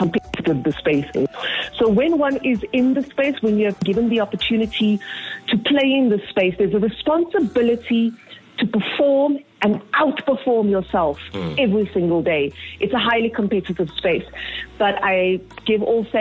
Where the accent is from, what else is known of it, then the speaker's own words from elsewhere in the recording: Cape Town, Western Cape, South Africa; I grew up in Mitchell's Plain. I know it. I've seen it. I've grown up around it.